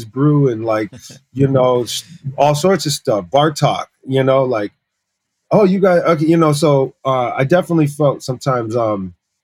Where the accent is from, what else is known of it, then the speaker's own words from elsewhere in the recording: Massachusetts, United States; also born or lived in Paris, France; I grew up in the States since I was just like a year old